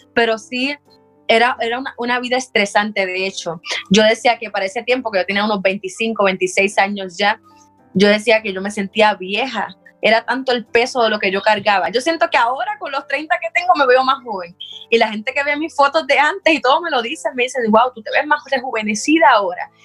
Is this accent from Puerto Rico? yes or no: yes; Puerto Rico; moved away as an adult; estudié en un colegio cristiano en Puerto Rico